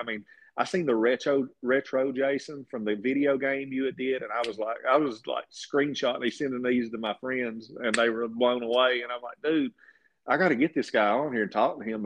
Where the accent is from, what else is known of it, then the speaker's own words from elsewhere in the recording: East Kentucky, United States; We're from East Kentucky